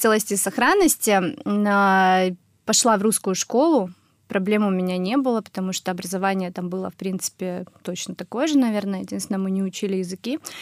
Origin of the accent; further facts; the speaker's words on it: Russia; first language Russian; also born or lived in Germany; я вернулась в Россию, когда мне исполнилось 9 лет